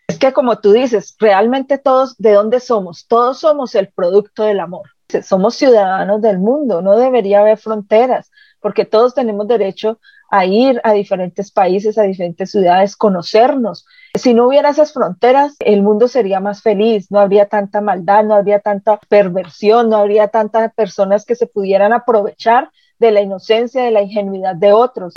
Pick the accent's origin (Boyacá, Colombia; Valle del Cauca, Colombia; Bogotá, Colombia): Valle del Cauca, Colombia; Cali; moved away as an adult; also born or lived in Caracas / Bogotá / Charlotte; now in Canada; yo nací y me crié en Cali